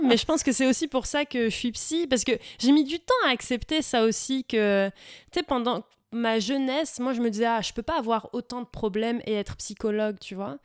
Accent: France; moved away as an adult; now in Sherbrooke, Canada; je suis née en France. On commence par là. Hein ouais. J'ai grandi en France.

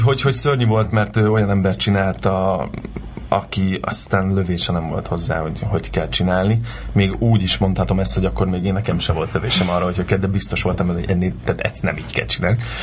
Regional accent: Kaposvár, Somogy, Hungary; moved away as an adult; now in Budapest, Hungary; Kaposváron születtem, ott éltem 18 éves koromig

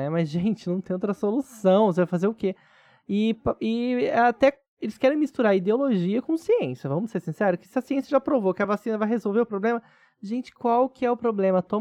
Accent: Brazil; somos brasileiros

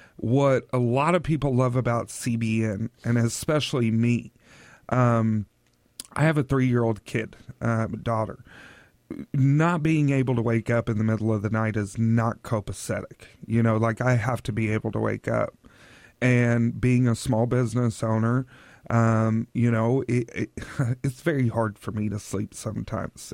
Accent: Oklahoma, United States; now in Tri-Cities, United States; I'm from Oklahoma

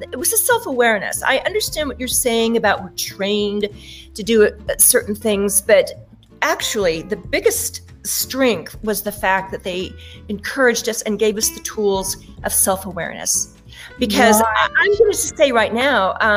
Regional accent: Wyoming, United States; moved away; the ranch in Wyoming and how I wanted to get away while I could, while I was in school

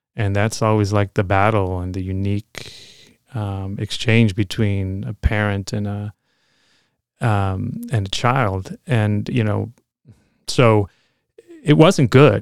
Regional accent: Chicago, Illinois, United States; moved away as an adult; also born or lived in California; now in Oakland, United States; I grew up in Logan Square in Chicago

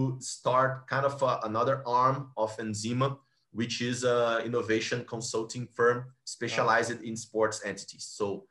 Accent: Rio de Janeiro, Brazil; Rio, my hometown

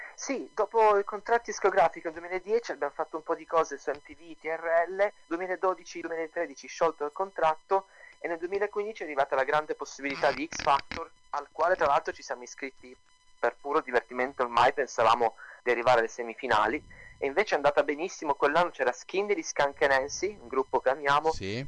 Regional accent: Turin, Piedmont, Italy; now in London, United Kingdom; io e mio fratello siamo di Torino

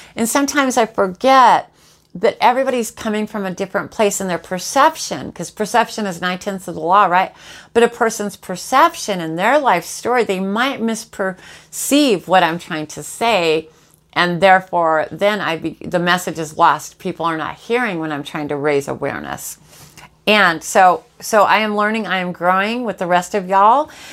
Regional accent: Jacksonville, Florida, United States; I live in Jacksonville, Florida. This is this is my hometown. I'm native to here

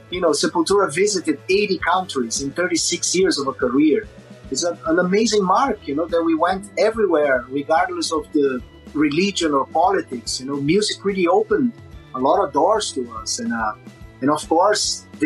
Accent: Brazil; English is a second language; I learned English actually with metal, you know, the basic English. Of course, in Brazil, you, have in school, you have the basic English

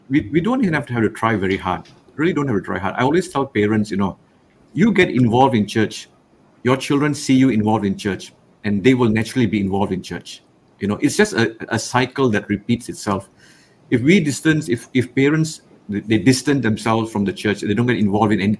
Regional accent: Rawang, Selangor, Malaysia; I grew up in Rawang, only one church.

